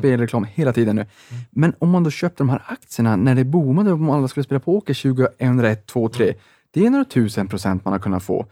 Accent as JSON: {"language": "Swedish", "town": "Boden", "region": "Norrbotten County", "country": "Sweden", "moved": "yes", "said": "jag var hemma i Boden i Sävas"}